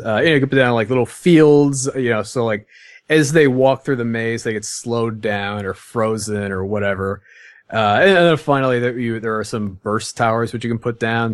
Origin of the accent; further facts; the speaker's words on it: Midwest, United States; I'm from the Midwest